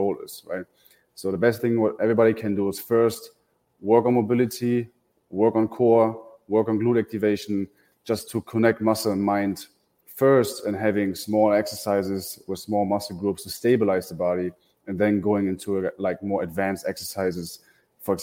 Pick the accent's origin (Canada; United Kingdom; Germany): Germany; moved away as an adult; now in Tampa, United States; I come from Germany, so I moved to the Tampa Bay area 2.5 years ago